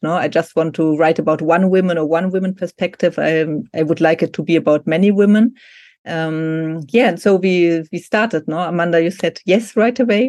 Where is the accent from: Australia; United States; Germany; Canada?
Germany; English is a second language; also born or lived in Argentina; I'm from Germany